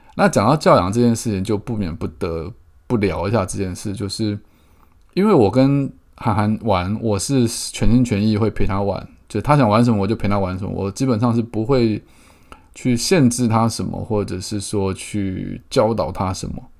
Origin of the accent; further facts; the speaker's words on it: Keelung, Taiwan; 我从小在基隆长大